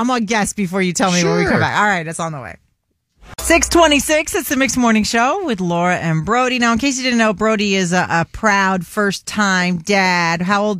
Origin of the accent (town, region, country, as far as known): Florida, United States; born or raised there